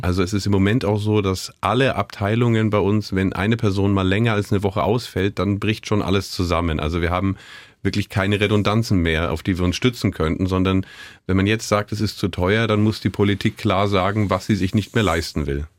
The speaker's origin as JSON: {"language": "German", "region": "West Germany", "country": "Germany", "tie": "born or raised there", "moved": "yes", "lives_now": "Görlitz, Germany", "said": "ich als gebürtiger Wessi"}